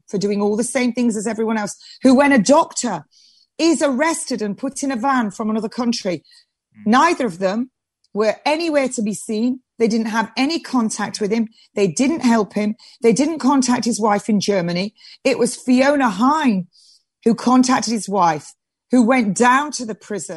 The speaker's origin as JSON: {"language": "English", "region": "England", "country": "United Kingdom", "said": "I am an English rose. This is my country. England, my England"}